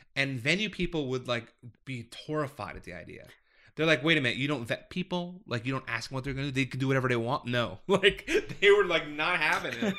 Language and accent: English; Scottsdale, Arizona, United States; I'm a lifer, so I grew up in Scottsdale